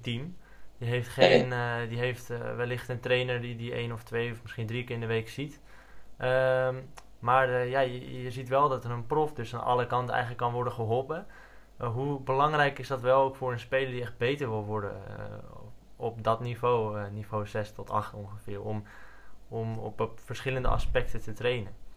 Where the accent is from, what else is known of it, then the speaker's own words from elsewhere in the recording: Netherlands; als Nederlanders